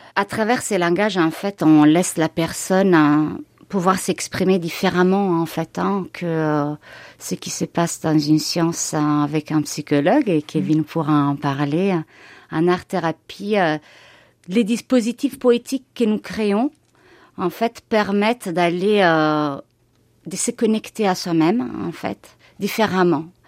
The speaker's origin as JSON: {"language": "French", "country": "Italy", "tie": "born or raised there", "moved": "yes", "lives_now": "Bourg-en-Bresse, France", "said": "ma ville natale en Italie"}